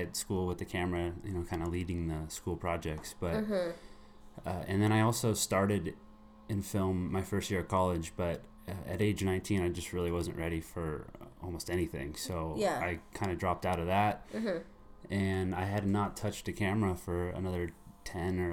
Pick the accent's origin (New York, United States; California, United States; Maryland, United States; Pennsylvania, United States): California, United States; Santa Barbara; I was born right here in Santa Barbara.